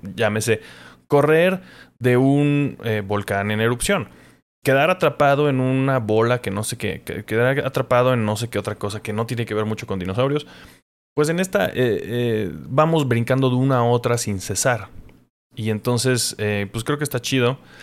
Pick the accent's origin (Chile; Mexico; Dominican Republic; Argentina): Mexico